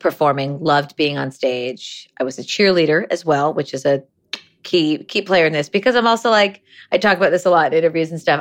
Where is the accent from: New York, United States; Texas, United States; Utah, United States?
New York, United States; Ithaca; We grew up together in Ithaca, New York, very small liberal town in upstate New York